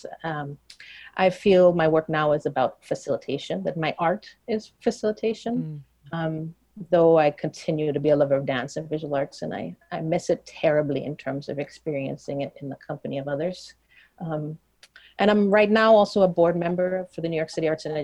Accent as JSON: {"language": "English", "country": "Trinidad & Tobago", "tie": "born or raised there", "moved": "yes", "said": "I grew up in Trinidad. That's where how I define myself is a big part of how I define myself, being Trinidadian."}